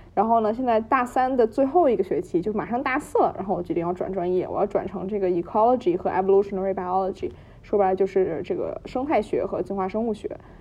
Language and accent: Chinese; Beijing, China; moved away as an adult; now in New Haven, United States; 我呢，也是在北京长大，然后在，一直在北京读中学，然后读高中